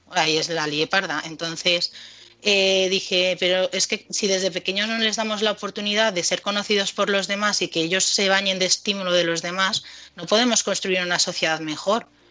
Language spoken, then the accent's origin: Spanish; Madrid, Community of Madrid, Spain; moved away; also born or lived in United States; nosotros somos de Madrid